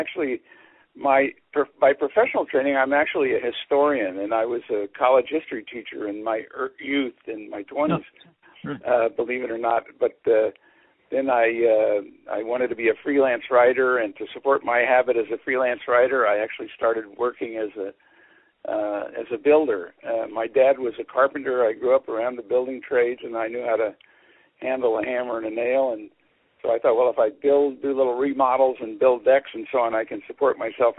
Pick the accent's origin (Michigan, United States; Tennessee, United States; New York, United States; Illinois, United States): Illinois, United States; moved away as an adult; also born or lived in Madison, Wisconsin; now in Portland, United States; I grew up in Illinois, went to graduate school at the University of Wisconsin in Madison